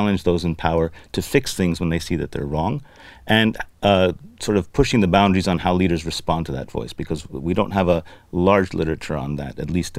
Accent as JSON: {"language": "English", "country": "Lebanon", "tie": "born or raised there", "said": "I grew up in Lebanon, which is a country that doesn't have much of a system or much of an ethical structure or even a government"}